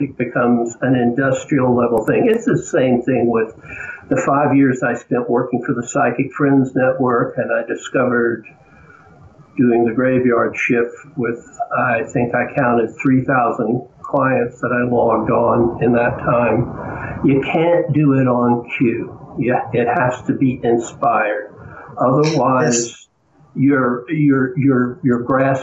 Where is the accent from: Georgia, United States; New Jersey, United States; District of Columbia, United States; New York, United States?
Georgia, United States; accent: Southern; I was born in Georgia, raised in Georgia